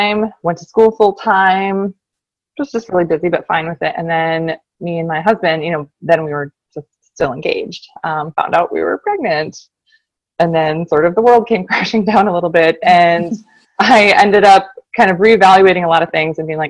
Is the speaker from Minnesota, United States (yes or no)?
yes; Minneapolis, Minnesota, United States; also born or lived in Michigan; I'm from the Twin Cities, Minnesota, born and raised